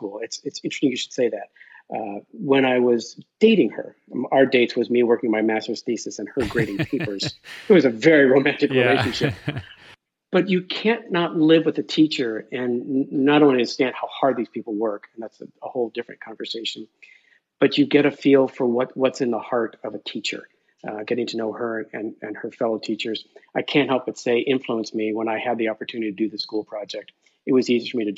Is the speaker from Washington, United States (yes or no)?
no; Northern California, United States; also born or lived in Berkeley; I'm 63 years old, spent my whole life in Northern California